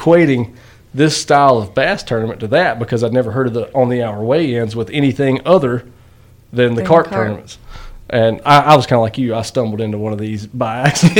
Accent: North Carolina, United States; now in Winston-Salem, United States; living in Winston, so I'm from Yadkin County. So I mean, just right across the river from you guys.

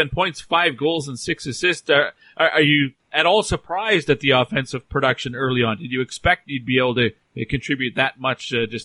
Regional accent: Onalaska, Wisconsin, United States; I'm from Onalaska, Wisconsin.

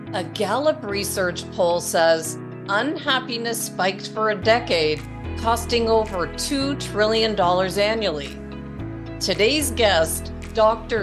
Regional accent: Toronto, Ontario, Canada; moved away as an adult; now in Arizona, United States; I was from Toronto where it's like gray a lot and cold and dismal.

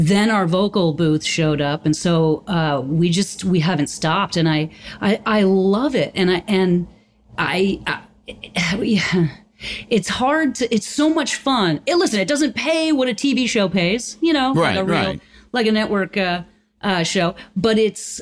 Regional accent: Concord, Massachusetts, United States; I grew up on the campus of a school in Concord, Massachusetts called Middlesex

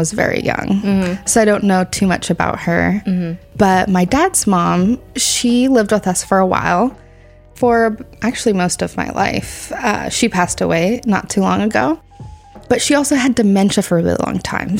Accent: Santa Clara, California, United States; I grew up in Santa Clara, but both of my parents grew up in Gilroy.

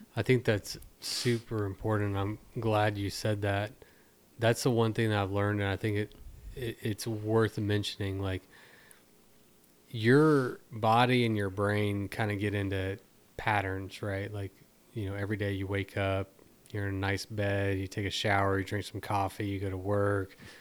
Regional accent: Texas, United States; being a Texan

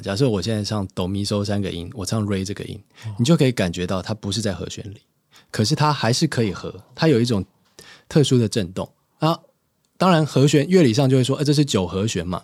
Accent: Hsinchu, Taiwan; moved away; 要回新竹，就是我老家

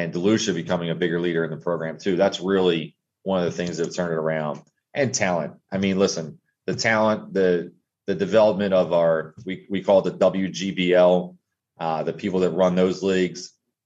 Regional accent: Wilmington, Delaware, United States; moved away as an adult; also born or lived in Eastern Shore of Maryland; I grew up in Wilmington, Delaware

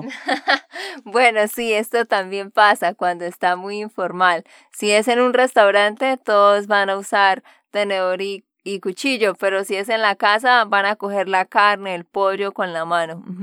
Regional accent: Santander, Colombia; de Santander, Colombia

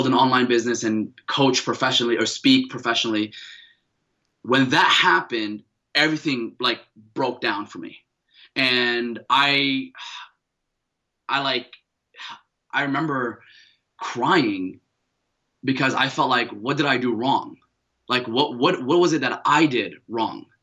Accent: Paterson, New Jersey, United States; also born or lived in Mecca, Saudi Arabia; I grew up in Paterson, New Jersey

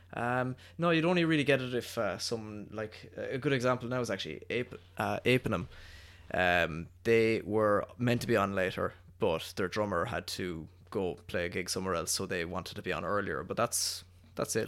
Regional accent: Cork, Munster, Ireland; us being Irish and us being from Cork

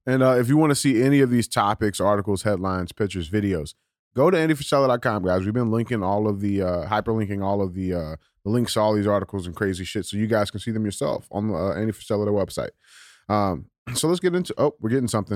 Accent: United States; we as the American people

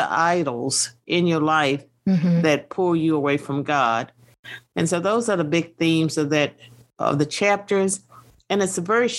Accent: Virginia, United States; born and raised in Virginia

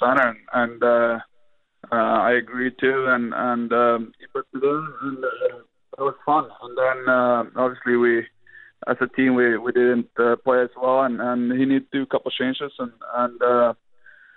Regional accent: Sweden; born or raised there; moved away as an adult

